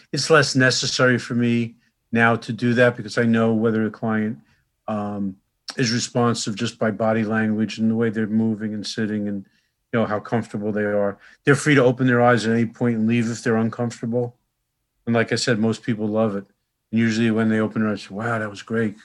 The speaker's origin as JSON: {"language": "English", "town": "Newark", "region": "New Jersey", "country": "United States", "tie": "born or raised there", "said": "I grew up right next door in Newark"}